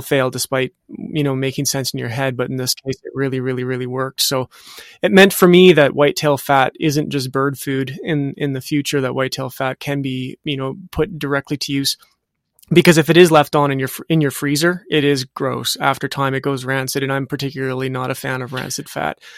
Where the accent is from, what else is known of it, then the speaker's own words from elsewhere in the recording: Western Canada, Canada; I'm from Western Canada. I'm in Edmonton